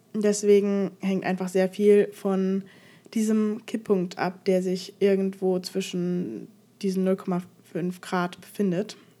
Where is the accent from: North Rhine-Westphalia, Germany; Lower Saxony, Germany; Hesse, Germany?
Hesse, Germany; Frankfurt; ich komme aus Frankfurt